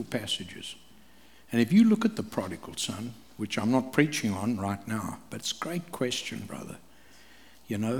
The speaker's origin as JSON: {"language": "English", "region": "KwaZulu-Natal", "country": "South Africa", "tie": "born or raised there", "said": "I grew up in KwaZulu among the Zulu people in Africa."}